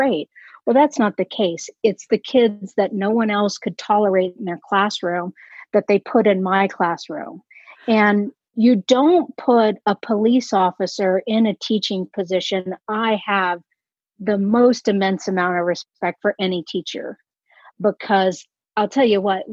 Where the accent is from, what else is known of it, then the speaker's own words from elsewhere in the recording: Austin, Texas, United States; moved away; originally I'm from Austin, Texas